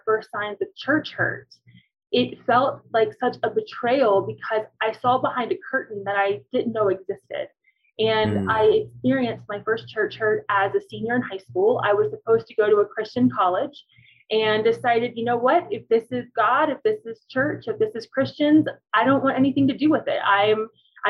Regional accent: Cincinnati, Ohio, United States; moved away as an adult; now in Colorado Springs, United States; I'm from Cincinnati

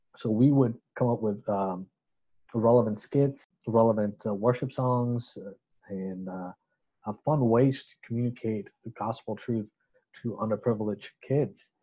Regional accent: Chittagong, Chittagong Division, Bangladesh; I got a scholarship to attend this school, which was American school in my hometown of Chittagong, Bangladesh. Um, so I grew up in that school

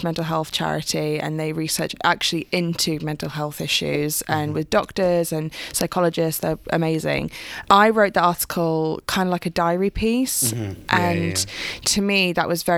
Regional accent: United Kingdom; we come from Italian background. Italians are very emotive and very passionate, but we also don't talk about our feelings a lot of time. And especially being British as well

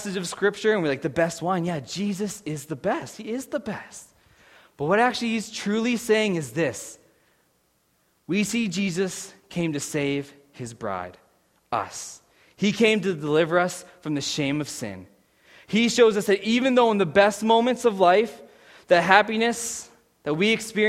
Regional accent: Pittsburgh, Pennsylvania, United States; moved away as an adult; now in Saskatchewan, Canada

